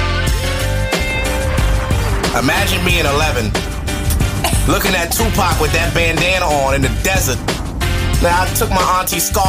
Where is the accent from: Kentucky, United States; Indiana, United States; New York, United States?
New York, United States; New York City; I'm from Brooklyn.